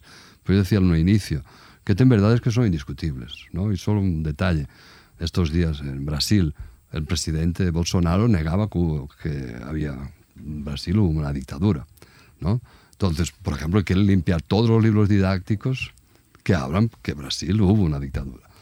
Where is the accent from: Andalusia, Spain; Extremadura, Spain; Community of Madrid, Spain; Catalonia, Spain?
Catalonia, Spain; Barcelona; moved away as an adult; now in Brazil; yo soy de Barcelona.